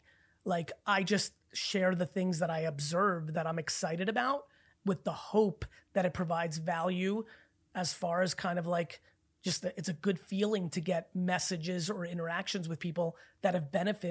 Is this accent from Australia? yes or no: no; Belarus; I'm Belarusian. I was born in Belarus.